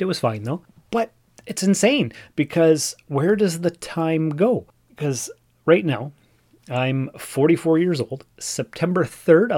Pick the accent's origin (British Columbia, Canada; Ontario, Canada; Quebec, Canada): Ontario, Canada; Sault Ste. Marie; moved away as an adult; also born or lived in North Bay; now in Timmins, Canada; I was born and raised in Sault Ste. Marie.